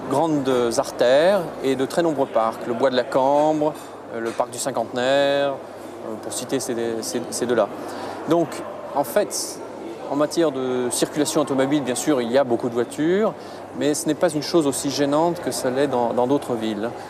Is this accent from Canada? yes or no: no; France; born there; also born or lived in Strasbourg; En fait, je suis né en France, mes parents sont français, ma famille habite encore en grande partie là, et je me sens, disons, fondamentalement français.